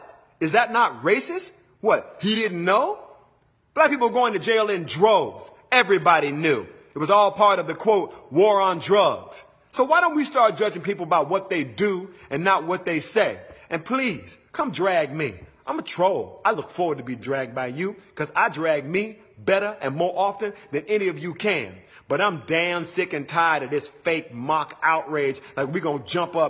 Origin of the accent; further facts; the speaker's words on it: Mobile, Alabama, United States; I'm from Mobile, Alabama in the deep south.